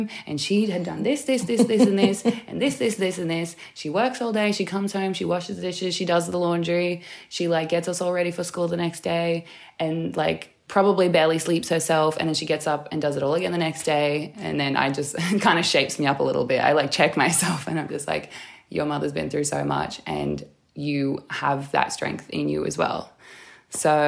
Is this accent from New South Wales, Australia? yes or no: yes; Newcastle, New South Wales, Australia; I was born and raised in Newcastle, which is Awabakal